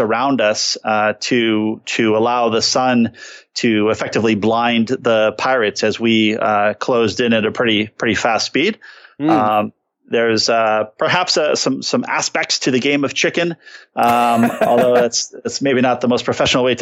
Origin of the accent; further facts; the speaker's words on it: San Diego, California, United States; I grew up in San Diego